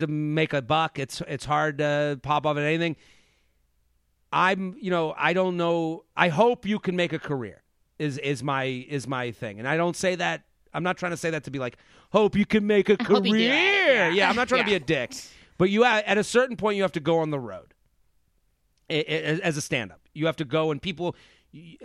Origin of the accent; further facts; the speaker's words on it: Boston, Massachusetts, United States; I'm from Boston.